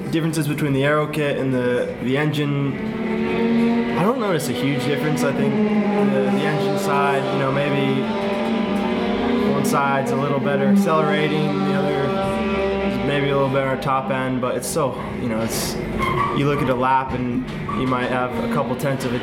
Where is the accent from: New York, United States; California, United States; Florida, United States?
Florida, United States; Orlando; I'm from Orlando